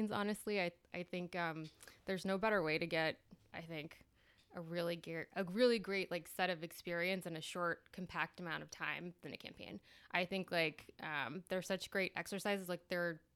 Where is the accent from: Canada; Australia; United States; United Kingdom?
United States; Texas; moved away as an adult; also born or lived in El Paso / Wisconsin; now in Washington, D.C., United States; I'm a Texan, born and raised.